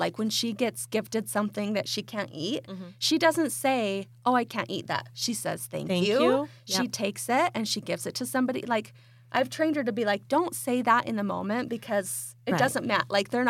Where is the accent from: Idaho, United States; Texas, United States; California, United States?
Idaho, United States; When I grew up in Eastern Idaho in the 80s and 90s, the idea of full-size candy bars.